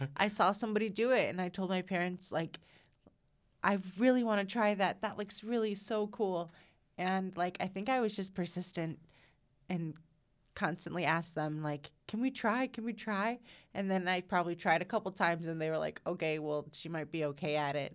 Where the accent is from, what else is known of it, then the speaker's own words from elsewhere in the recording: Caledonia, Illinois, United States; I am from Caledonia. So it's, um, northeast of Rockford, like maybe four miles-ish